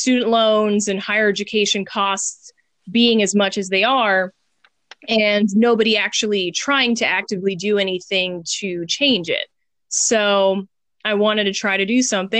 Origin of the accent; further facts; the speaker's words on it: Houston, Texas, United States; now in North Carolina, United States; I was born and raised in Houston.